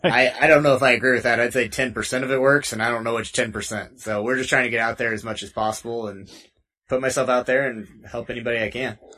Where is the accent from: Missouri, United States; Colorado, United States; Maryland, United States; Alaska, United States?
Missouri, United States; near Lake of the Ozarks; moved away as an adult; now in Denver, United States; I'm from Missouri originally, kind of uh, by Lake of the Ozarks. Okay. Uh, you've, if you've seen the Netflix show Ozark, that's uh, based off of right around where I grew up.